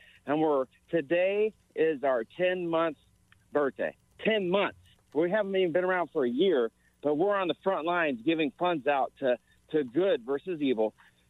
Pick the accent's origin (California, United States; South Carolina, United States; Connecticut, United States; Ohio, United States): Ohio, United States; in my home state of Ohio